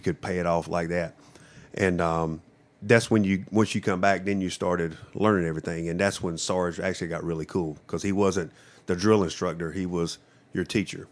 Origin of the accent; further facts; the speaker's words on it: Johnston County, North Carolina, United States; also born or lived in Japan; I grew up in Johnston County my whole life